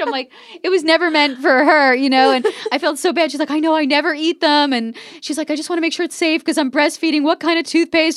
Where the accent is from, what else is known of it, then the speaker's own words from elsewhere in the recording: New Jersey, United States; moved away; I was growing up in New Jersey